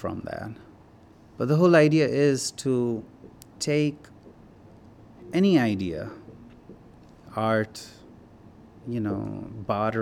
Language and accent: English; Himalayas, India; now in United States; I grew up in the Himalayas.